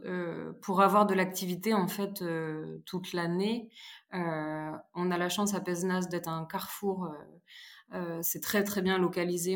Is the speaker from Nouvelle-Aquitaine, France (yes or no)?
yes; Charente, Nouvelle-Aquitaine, France; now in Pézenas, France; Je suis originaire de Charente